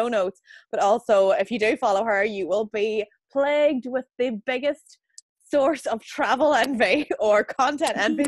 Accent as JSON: {"language": "English", "area": "County Fermanagh", "region": "Northern Ireland", "country": "United Kingdom", "said": "we're both from Evanstown and County Fermanagh originally"}